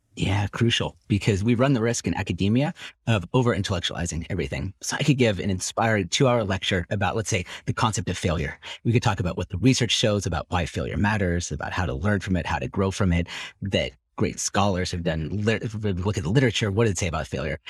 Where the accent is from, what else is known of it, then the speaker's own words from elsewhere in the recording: Silicon Valley, California, United States; growing up in Silicon Valley, part of the dark side of growing up there is hyper-competitive schools